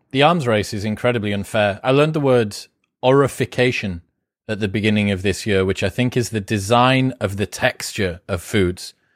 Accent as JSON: {"language": "English", "country": "United Kingdom", "said": "I'm British"}